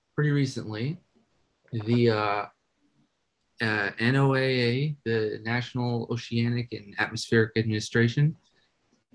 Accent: Oregon, United States; now in Los Angeles, United States; my home state in Oregon. And now I live in Los Angeles

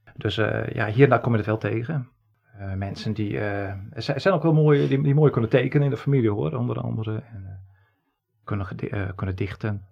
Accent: Friesland, Netherlands; Geboortejaar 1971, geboren in Friesland.

